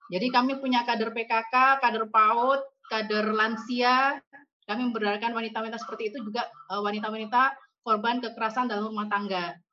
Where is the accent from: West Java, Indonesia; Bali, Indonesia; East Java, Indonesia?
East Java, Indonesia; born there; now in Surabaya, Indonesia; Saya lahir di Pulau Masa pulau yang terpencil sekali di antara Kalimantan, Jawa, dan Sulawesi. Itu terletak di Kabupaten Sumeneb